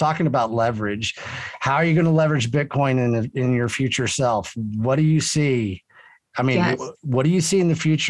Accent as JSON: {"language": "English", "region": "Texas", "country": "United States", "said": "I'm Texan"}